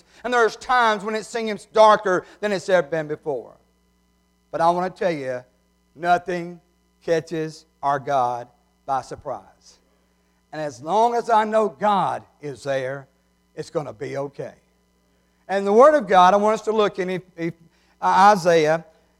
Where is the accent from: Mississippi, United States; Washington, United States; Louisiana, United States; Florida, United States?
Mississippi, United States; New Hebron; Now, you may say, those are not chandeliers. I'm from New Hebron. Anything like that is chandeliers.